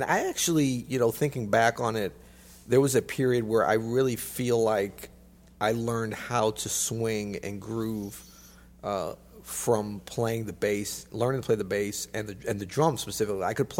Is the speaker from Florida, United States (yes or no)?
yes; Florida, United States; born there; I was not born in the snow. I was born in Florida, in fact.